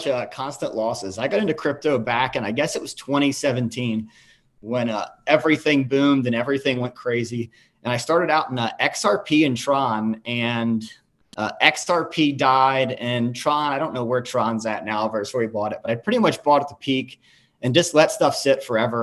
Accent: Kentucky, United States; I grew up in Kentucky, you know, Cincinnati, right across the river. We've got a horse park that was 10 minutes from where I grew up

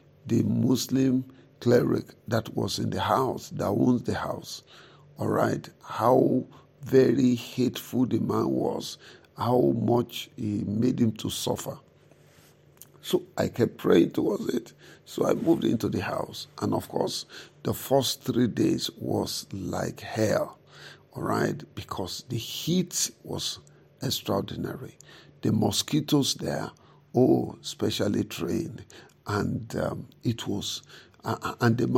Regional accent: the South, southern Nigeria, Nigeria; I am a Christian from the South. I'm a Christian from the South.

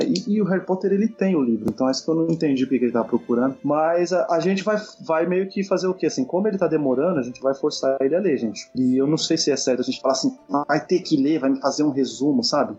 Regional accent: Brazil; como brasileiro, como criança da época

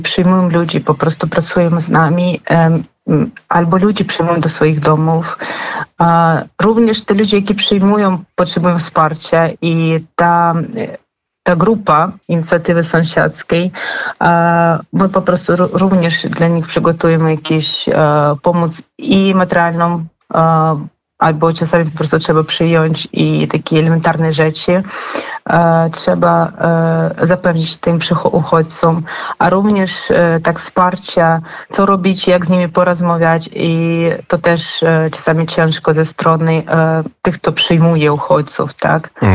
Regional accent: Kharkiv, Kharkiv Oblast, Ukraine; Polish is a second language; moved away as an adult; now in Zabierzów, Poland; ja sama jestem z Charkowa. Naprawdę też przyjechałam do Polski gdzieś dwa lata temu

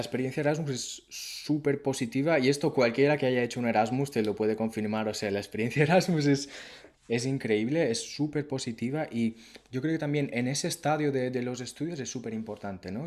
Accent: Mallorca, Balearic Islands, Spain; yo soy de, yo soy de Mallorca, de un pueblo y empecé, pues hice mis estudios

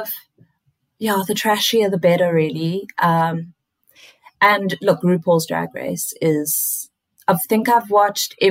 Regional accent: South Africa; now in Australia; as a South African

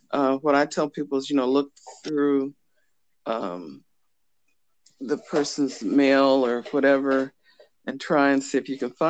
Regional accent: Fort Benning, Georgia, United States; born there; I'm an Army brat. I was born in Fort Benning, Georgia graduated from Fort Knox High School

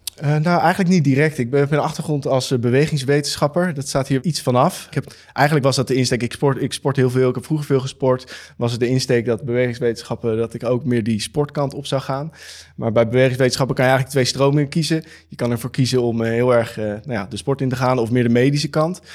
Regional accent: Amsterdam, North Holland, Netherlands; Ik kom uit Amsterdam en we zitten nu in Rotterdam

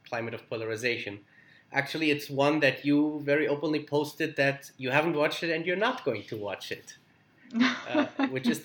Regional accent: Germany; I'm from Germany

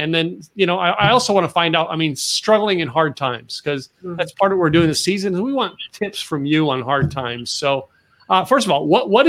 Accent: Northeast, United States; now in Texas, United States; I'm a Northeaster. I grew up in the Northeast and I moved to Texas and I'm saying like, this is home.

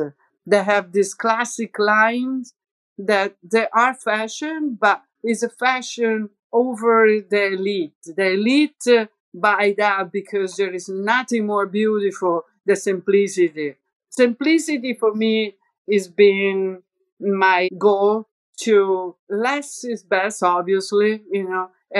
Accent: Rome, Lazio, Italy; accent: Roman; English is a second language; We were speaking in English, very similar accent, because my accent is a little bit Roman and she has the same, kind of.

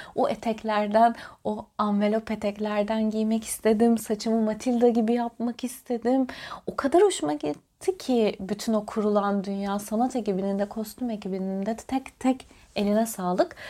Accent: Antalya, Turkey; Ben Antalya'da doğmuş, büyümüş bir beyaz Türk'üm.

